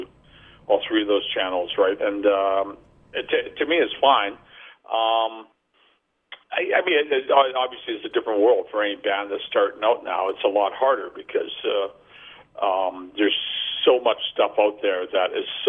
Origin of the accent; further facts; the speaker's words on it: Vancouver, British Columbia, Canada; we came from Vancouver, which is like not a small town, but not a big town.